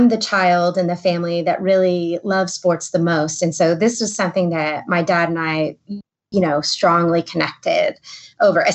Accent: the Rust Belt, Midwest, United States; I grew up in the Midwest in the, you know, you could say the Rust Belt of the country

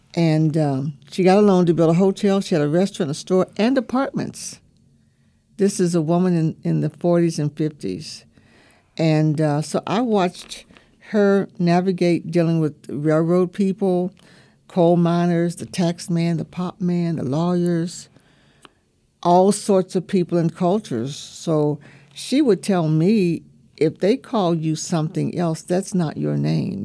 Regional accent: Bluefield, West Virginia, United States; I grew up in Bluefield, West Virginia, in the segregated southern part of the state

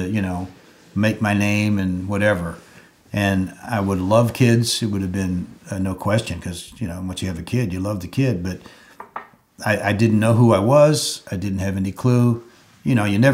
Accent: Dallas, Texas, United States; now in Charleston, United States; I was raised in Dallas

